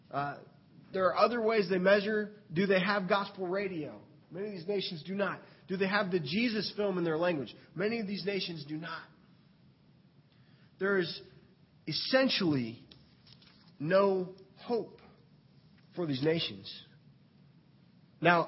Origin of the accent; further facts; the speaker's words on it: United States; as an American